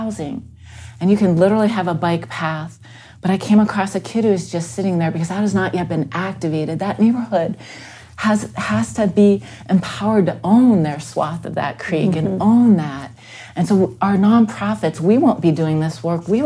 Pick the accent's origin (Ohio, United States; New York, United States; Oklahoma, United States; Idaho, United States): Ohio, United States; Youngstown; I grew up in Youngstown.